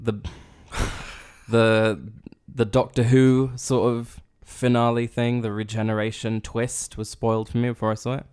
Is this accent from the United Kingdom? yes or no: yes; United Kingdom; We're British.